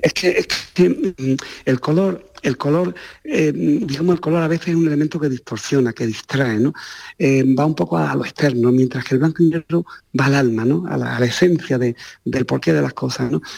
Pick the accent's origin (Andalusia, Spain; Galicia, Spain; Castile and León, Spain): Andalusia, Spain; Ronda; Ronda, que es mi ciudad natal